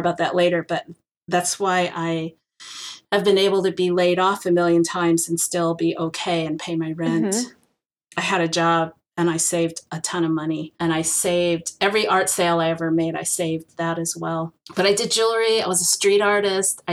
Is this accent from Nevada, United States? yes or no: no; San Francisco, California, United States; I am Chinese American, fourth generation San Franciscan. Although I don't live in San Francisco anymore, I can't afford it. I live close